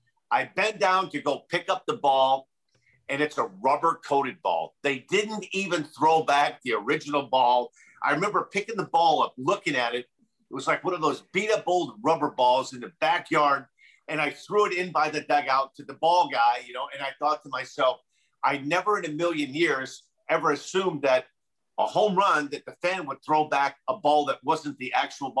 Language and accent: English; Gary, Indiana, United States; I was born and raised in Gary, Indiana